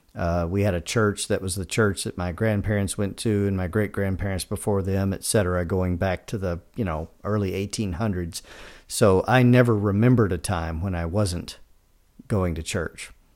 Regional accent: Kentucky, United States; moved away as an adult; now in Georgia, United States; I grew up in Kentucky in the sixties and seventies, uh, Southern Baptist family, uh, went to college and moved straight out of college down here to Georgia.

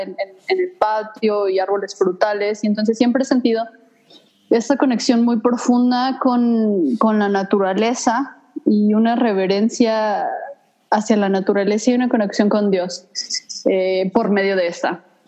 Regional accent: Mexico City, Mexico; moved away as an adult; also born or lived in Cancún; now in Idaho, United States; yo soy chilanga, eh, nací en la Ciudad de México

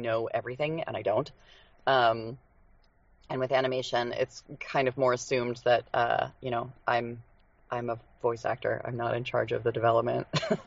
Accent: Idaho, United States; moved away; I grew up in Idaho, which is a really small state, population-wise

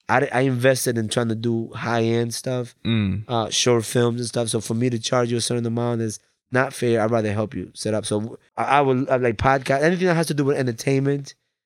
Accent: Bridgeport, Connecticut, United States; It's like, I'm here. I'm from Bridgeport.

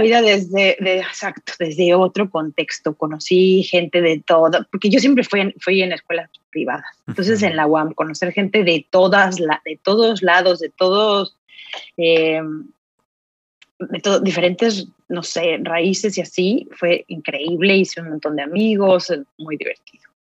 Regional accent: Mexico City, Mexico; moved away as an adult; now in Finland; yo soy de la Ciudad de México

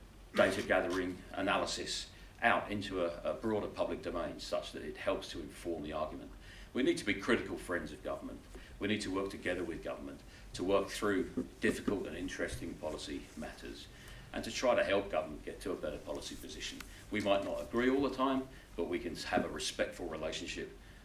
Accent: United Kingdom; moved away as an adult; now in Australia; Britain under Prime Minister Truss, which is my home country.

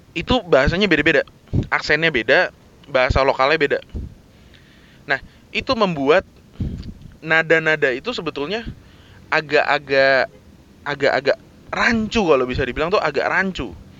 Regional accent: Jakarta, Indonesia; dari T K, S D, S M P, S M A, kuliah, eh, sampai kerjaan awal-awal gue, itu kan gue tinggal dan kerja itu di daerah Jakarta Barat

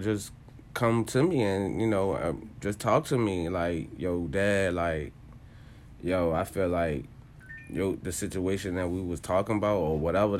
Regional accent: Richmond, Virginia, United States; I'm from Richmond, Virginia.

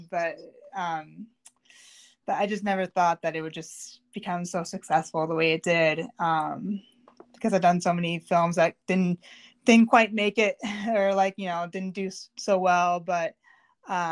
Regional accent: Melrose, Massachusetts, United States; also born or lived in Waltham; So I grew up in Melrose, which is like 15 minutes north of Boston. I lived there until I was 25

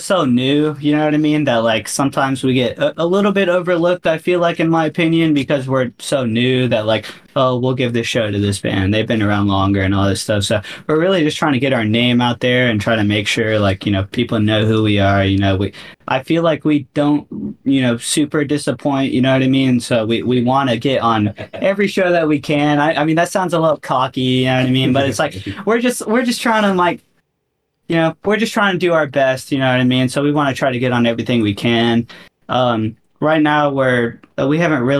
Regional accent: Florida, United States; I'm from Florida

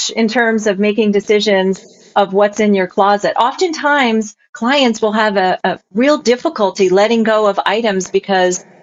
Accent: East Coast, United States; I came from the East Coast, so black was a big part of my wardrobe.

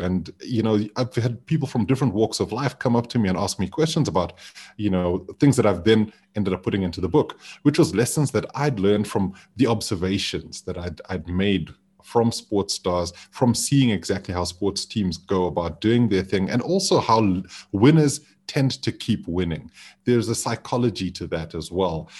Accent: Zimbabwe; now in Johannesburg, South Africa; being back home in Zimbabwe

